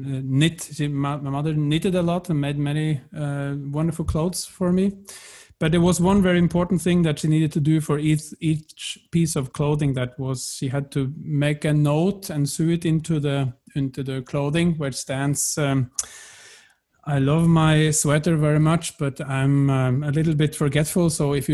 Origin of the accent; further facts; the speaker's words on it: close to Lillehammer, Innlandet, Norway; moved away as an adult; now in Berlin, Germany; I come from the Norwegian countryside, close to Lillehammer, grew up there, and the love of music brought me to Berlin